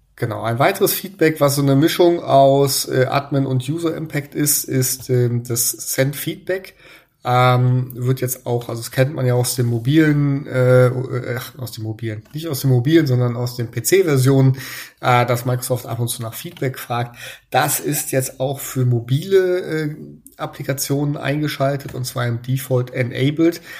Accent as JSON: {"language": "German", "country": "Germany", "said": "bei uns in Deutschland"}